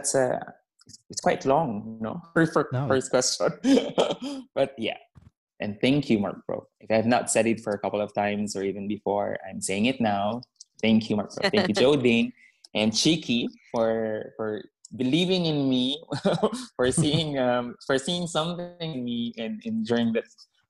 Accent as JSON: {"language": "English", "town": "Stockholm", "region": "Stockholm County", "country": "Sweden", "said": "So, hi, I'm from Stockholm. So, it's winter here now."}